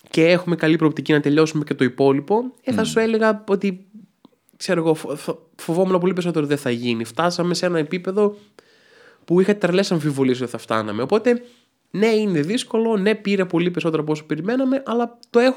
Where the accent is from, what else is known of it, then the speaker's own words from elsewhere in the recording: Athens, Attica, Greece; ναι, έχω καταγωγή από τα Γραβενά βέβαια.